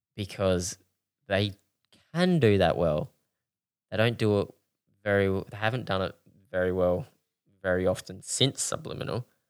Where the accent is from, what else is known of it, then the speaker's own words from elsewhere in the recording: Australia; we're Australian